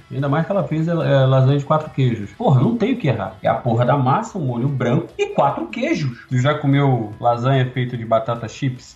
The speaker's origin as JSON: {"language": "Portuguese", "region": "Rio de Janeiro", "country": "Brazil", "said": "eu era tijucano"}